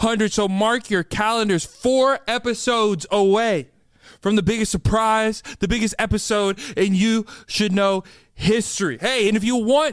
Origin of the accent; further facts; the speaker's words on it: Austin, Texas, United States; my hometown where the You Should Know podcast started, Austin, Texas